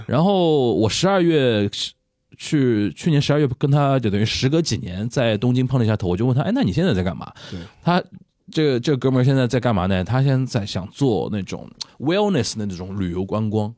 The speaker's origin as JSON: {"language": "Chinese", "country": "China", "said": "作为中国人，我说作为中国人"}